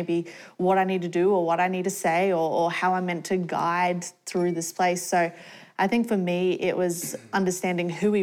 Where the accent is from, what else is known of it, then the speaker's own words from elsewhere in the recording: Australia; moved away; I grew up in Australia, so we moved to Australia when I was about 6 years old